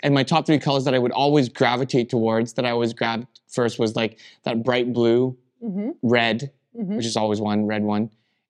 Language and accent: English; Rocky Mountains, United States; born there; I was born in the Rockies, pretty much, and you fell in love with the Rockies and moved there. So it just brought back a tiny piece of home